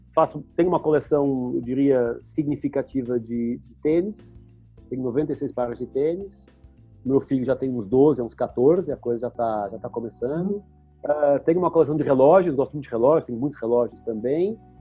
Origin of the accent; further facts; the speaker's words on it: Lisbon, Portugal; moved away as an adult; now in Brazil; eu nasci em Portugal, Lisboa, numa família super classe média normal